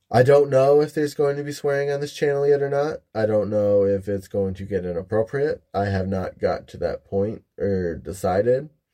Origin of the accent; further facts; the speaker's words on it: Michigan, United States; moved away as an adult; now in Ohio, United States; I live in Ohio, originally from Michigan. moved all around the state of Michigan